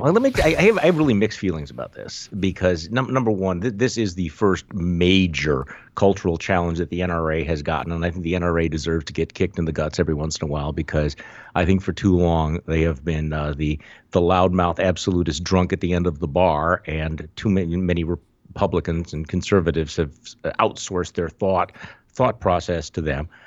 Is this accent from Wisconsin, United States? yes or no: yes; Wisconsin, United States; moved away; I'm from Wisconsin